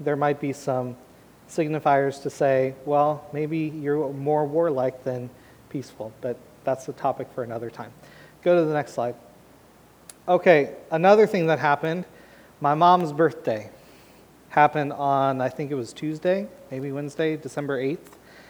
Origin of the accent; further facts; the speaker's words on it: Portland, United States; moved away; I'm from Portland